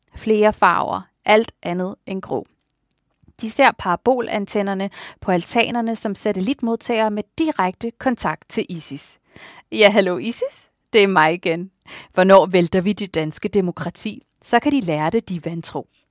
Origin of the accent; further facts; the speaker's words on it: Tåstrupgård, Capital Region of Denmark, Denmark; min opvækst i Tostopgård